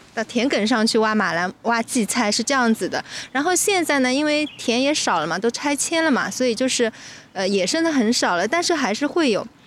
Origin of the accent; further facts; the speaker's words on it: Wuxi, Jiangsu, China; 我们无锡人是没有这个东西的